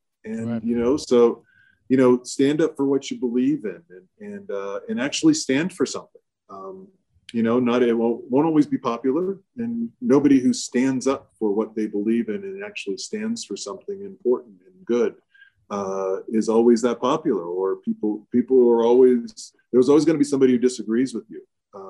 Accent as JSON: {"language": "English", "country": "Germany", "tie": "born there", "said": "So I was born on Air Force Base in Germany."}